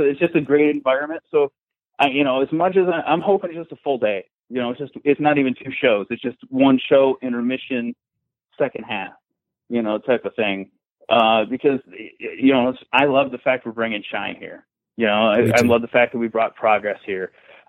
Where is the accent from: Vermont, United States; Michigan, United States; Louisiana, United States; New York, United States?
Michigan, United States; Detroit; moved away as an adult; now in Florida, United States; I'm from Detroit. You know, I've been working in the Detroit scene for almost 17 years.